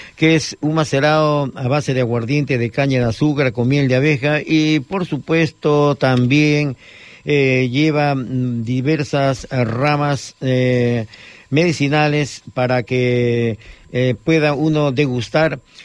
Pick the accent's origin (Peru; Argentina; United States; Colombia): Peru; now in Baix Llobregat, Spain; nuestra región amazónica